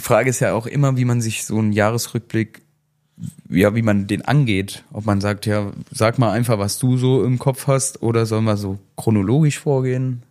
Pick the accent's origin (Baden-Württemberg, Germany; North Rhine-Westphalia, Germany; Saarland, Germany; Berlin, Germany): Saarland, Germany; bei uns im Saarland